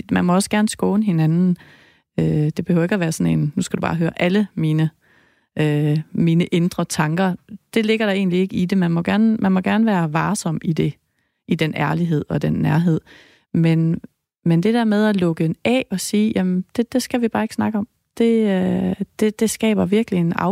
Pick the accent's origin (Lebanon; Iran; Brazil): Lebanon; Danish is a second language; now in Denmark; Jeg kommer fra Libanon.